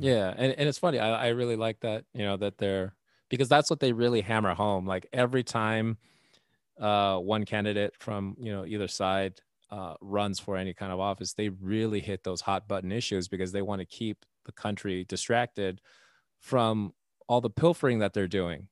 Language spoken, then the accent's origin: English; Texas, United States; also born or lived in Nevada; now in Indiana, United States; I grew up in Texas